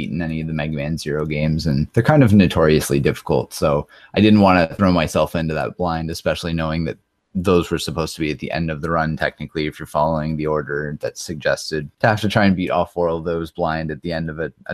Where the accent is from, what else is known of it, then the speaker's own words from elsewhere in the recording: Canada; I'm a Canadian retro speedrunner